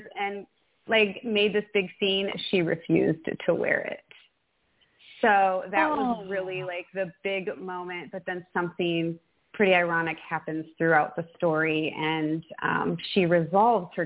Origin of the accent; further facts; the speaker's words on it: Midwest, United States; now in Texas, United States; I, too, grew up in the Midwest